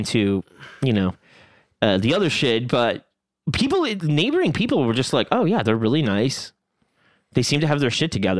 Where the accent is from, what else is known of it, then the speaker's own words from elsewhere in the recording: Long Island, New York, United States; I say Pakistan because I'm from Long Island.